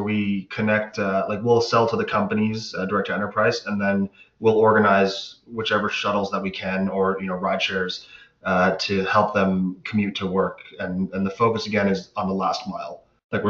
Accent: Pickering, Ontario, Canada; We grew up together in Pickering.

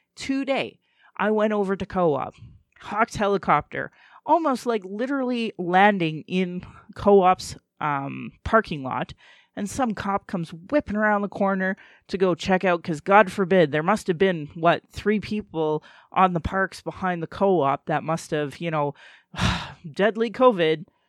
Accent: Calgary, Alberta, Canada; I was born in Calgary, or in Blackfoot, Mokinstus

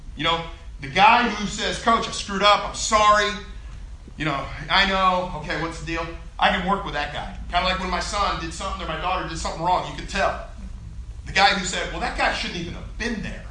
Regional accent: Columbia, Missouri, United States; I went to high school in Columbia

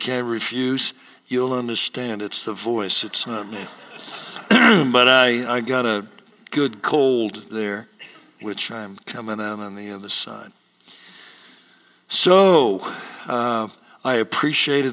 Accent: Seattle, Washington, United States; I was born and raised in Seattle

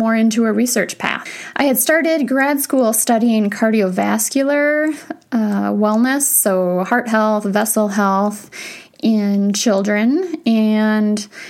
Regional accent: Wisconsin, United States; I grew up in Wisconsin

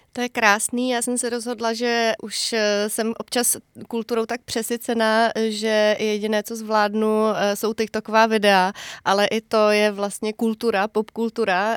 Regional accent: Semily, Liberec Region, Czechia; also born or lived in Jilemnice; ty moje rodné semily, respektive já jsem se narodila v Jilemnici

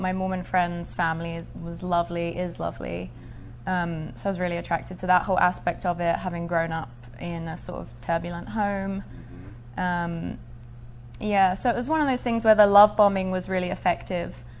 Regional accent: Essex, East of England, United Kingdom; I was born in Essex in England. It's a suburb of the London area

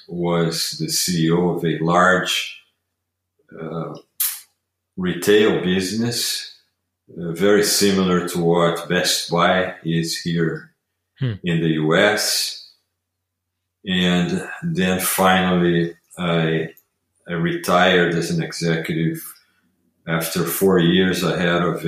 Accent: Rio de Janeiro, Brazil; moved away as an adult; So I am originally from Brazil. I grew up there in Rio.

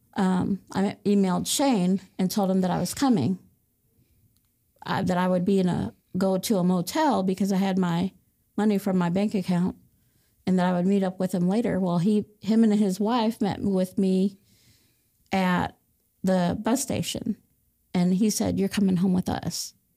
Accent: Fort Wayne, Indiana, United States; I was born and raised in Fort Wayne, Indiana

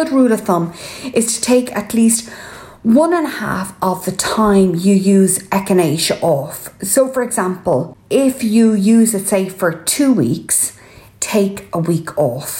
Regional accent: Ireland; I'm …

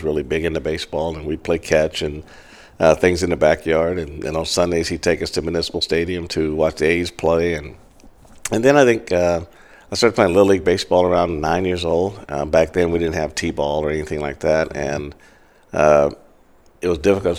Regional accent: Kansas City, Missouri, United States; also born or lived in Greenville, Mississippi; moved to Kansas City in second grade. And I grew up at 29th and Olive in Midtown Kansas City

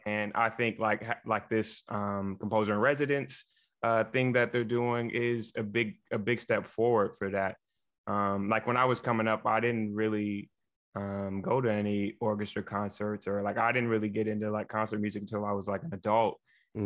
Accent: Jackson, Michigan, United States; moved away; also born or lived in Chicago; I'm originally from Jackson, Michigan.

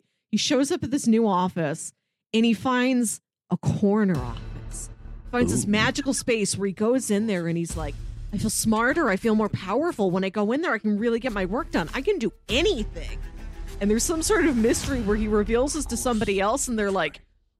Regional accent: St. Louis, Missouri, United States; This movie stars St. Louis's own John Hamm, which is why I clicked on it. Like he's my hometown boy.

